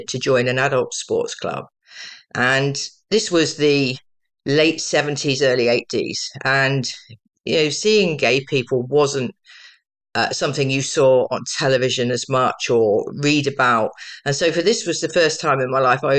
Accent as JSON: {"language": "English", "town": "Tunbridge Wells", "region": "South East England", "country": "United Kingdom", "tie": "born or raised there", "also_born_or_lived": "Bournemouth", "said": "So originally I was born in Bournemouth, but just before my fifth birthday, we moved to Tunbridge Wells"}